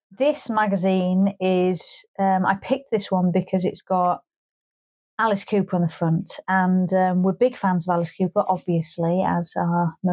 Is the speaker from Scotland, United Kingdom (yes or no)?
yes; Scotland, United Kingdom; I'm a Scottish person.